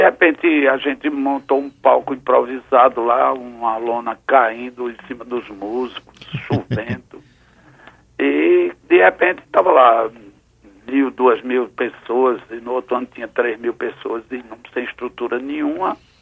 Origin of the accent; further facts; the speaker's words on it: Garanhuns, Pernambuco, Brazil; moved away; os meus pais, que colocaram a gente para estudar em Garanhuns